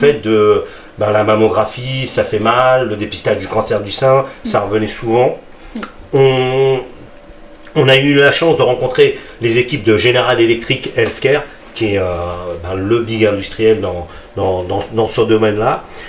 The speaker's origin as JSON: {"language": "French", "town": "Sarcelles", "region": "Île-de-France", "country": "France", "tie": "born or raised there", "also_born_or_lived": "Garges-lès-Gonesse / Paris", "said": "Moi je suis né à Sarcelles. Mm. mes parents sont d'origine marocaine, ok, c'est un fait, mm. mais concrètement, si on, parle factuel, mm, mm. je suis né à Sarcelles"}